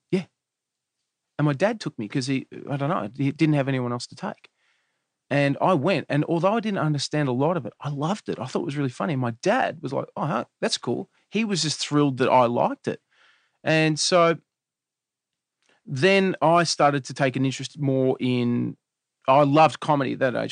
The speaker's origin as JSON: {"language": "English", "town": "Melbourne", "region": "Victoria", "country": "Australia", "tie": "born or raised there", "said": "We grew up in Eltham, which is in Melbourne"}